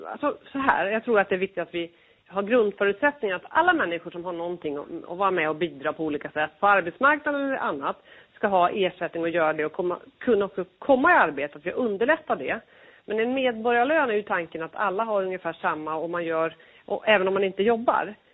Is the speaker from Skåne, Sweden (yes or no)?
no; Örebro County, Sweden; man representerar ju ett län, jag är ju från Örebro län.